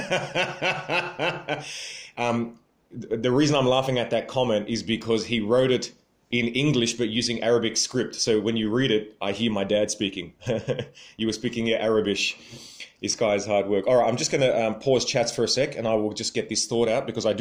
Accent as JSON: {"language": "English", "town": "Sydney", "region": "New South Wales", "country": "Australia", "said": "I am from Sydney"}